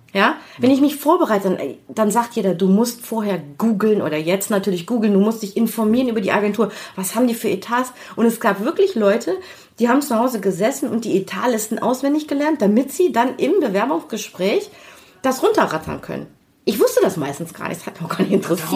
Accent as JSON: {"language": "German", "town": "Düsseldorf", "region": "North Rhine-Westphalia", "country": "Germany", "tie": "born or raised there", "also_born_or_lived": "Kiel", "said": "aufgewachsen hier in Düsseldorf äh, im Studentenheim in Bilk."}